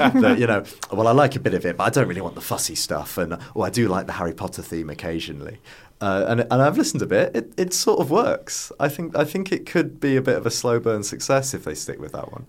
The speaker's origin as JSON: {"language": "English", "region": "Yorkshire and the Humber", "country": "United Kingdom", "tie": "born or raised there", "moved": "yes", "said": "I was originally from North Yorkshire"}